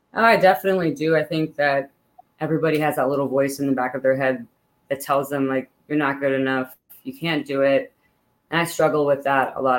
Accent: Pittsburgh, Pennsylvania, United States; moved away as an adult; now in Northern Virginia, United States; I grew up in Pittsburgh, Pennsylvania.

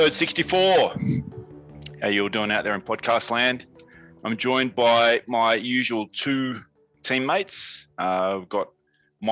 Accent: Melbourne, Victoria, Australia; moved away; Melbourne, my hometown

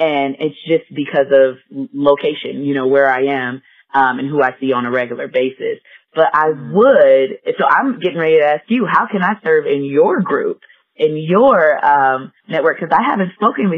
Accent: Gary, Indiana, United States; moved away as an adult; now in Colorado Springs, United States; We grew up in Gary, Indiana together. We went to middle school, high school together

